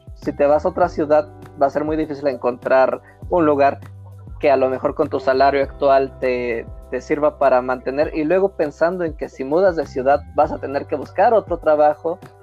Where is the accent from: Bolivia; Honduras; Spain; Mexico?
Mexico; nosotros somos mexicanos